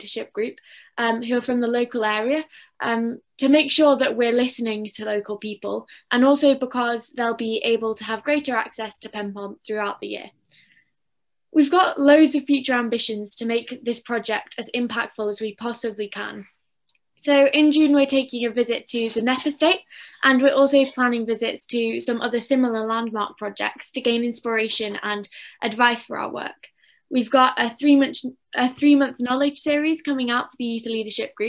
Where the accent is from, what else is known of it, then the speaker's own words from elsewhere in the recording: Macclesfield, North West England, United Kingdom; I'm 15 and I'm from Macclesfield in Cheshire.